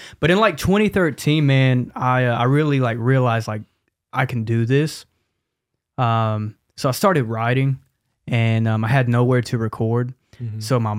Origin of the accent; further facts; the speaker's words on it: Charlotte, North Carolina, United States; I'm from Charlotte originally, born and raised. … 21 years old. I come from a Christian background.